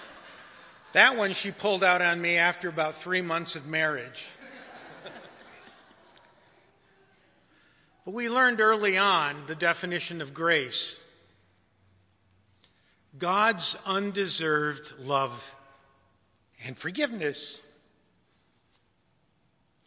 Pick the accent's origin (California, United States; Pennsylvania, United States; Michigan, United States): Michigan, United States; Detroit; I was raised in Detroit